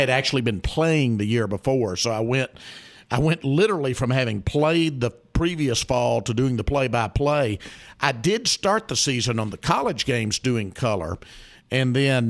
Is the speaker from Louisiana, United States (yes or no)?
no; Arkadelphia, Arkansas, United States; I grew up in Arkadelphia